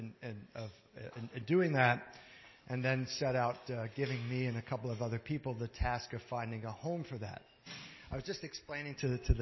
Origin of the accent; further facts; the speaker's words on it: Canada; I'm a Canadian. I hold a Canadian passport